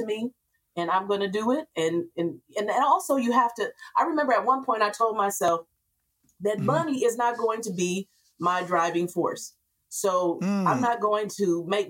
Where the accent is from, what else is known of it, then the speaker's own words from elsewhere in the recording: Grand Rapids, Michigan, United States; moved away; I came back to Grand Rapids. I'm from Grand Rapids